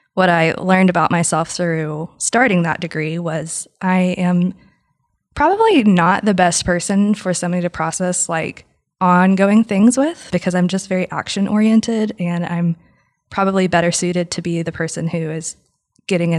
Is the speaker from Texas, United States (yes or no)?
yes; West Texas, United States; also born or lived in Lubbock; I'm from West Texas